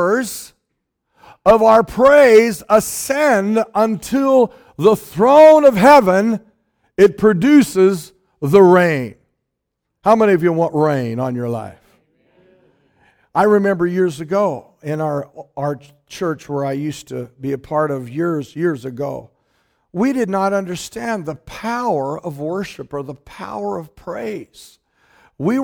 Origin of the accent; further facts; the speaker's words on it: Hood River, Oregon, United States; moved away; I was born in Hood River, Oregon